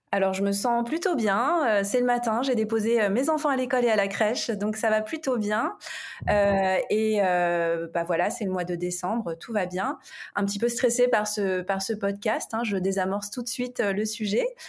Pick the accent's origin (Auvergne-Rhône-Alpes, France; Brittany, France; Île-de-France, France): Île-de-France, France; Paris; je suis une Parisienne